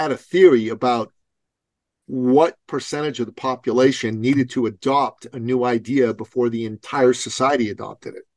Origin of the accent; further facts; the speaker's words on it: Iran; moved away; I'm a Christian from Iran myself. We escaped the Islamic Revolution to come to the West.